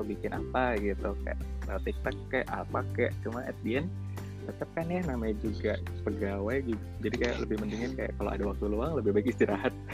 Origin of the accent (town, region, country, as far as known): Indonesia; now in Malaysia